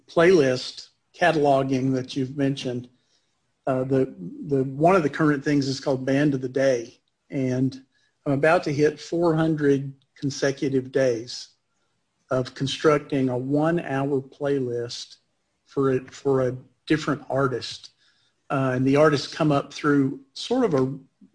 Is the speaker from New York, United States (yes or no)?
no; Nashville, Tennessee, United States; now in Knoxville, United States; I grew up in Nashville, first 18 years, and came to Knoxville